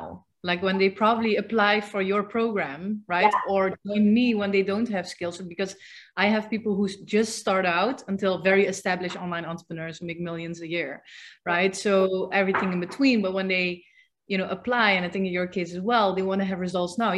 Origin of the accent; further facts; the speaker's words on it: Netherlands; moved away; I'm from the Netherlands.